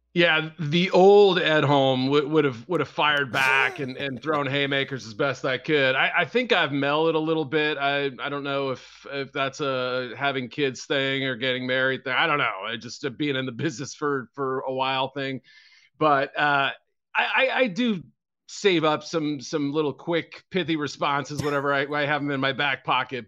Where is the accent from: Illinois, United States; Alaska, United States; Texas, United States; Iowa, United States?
Illinois, United States; Chicago; my hometown folks